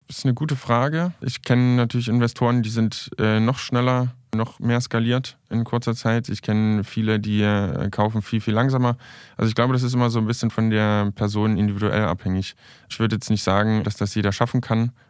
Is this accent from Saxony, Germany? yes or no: yes; Saxony, Germany; die sind alle in Sachsen, in meiner Heimat. Ich komme ja ursprünglich aus Sachsen.